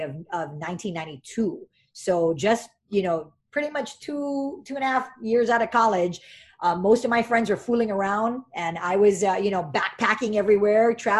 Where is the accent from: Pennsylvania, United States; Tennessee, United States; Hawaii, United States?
Hawaii, United States; moved away as an adult; also born or lived in Santa Clara; I moved back home for Data House